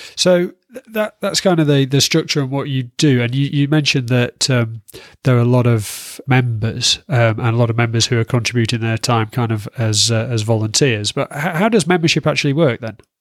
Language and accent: English; Yorkshire and the Humber, United Kingdom; I'm from Yorkshire, so I struggle with long vowel sounds